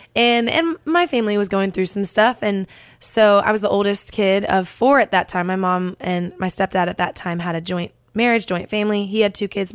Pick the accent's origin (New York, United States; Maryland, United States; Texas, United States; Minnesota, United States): Texas, United States; Dallas; now in Nashville, United States; I'm originally from Dallas, Texas